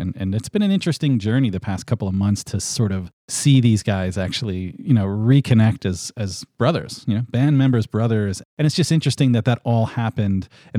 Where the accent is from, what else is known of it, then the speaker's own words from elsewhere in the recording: North Carolina, United States; I'm from North Carolina